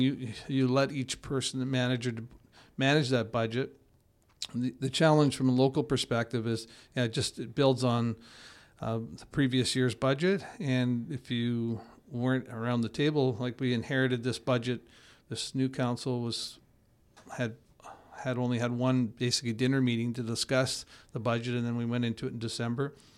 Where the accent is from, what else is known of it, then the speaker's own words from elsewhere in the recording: Edmonton, Alberta, Canada; now in Kelowna, Canada; I grew up in Edmonton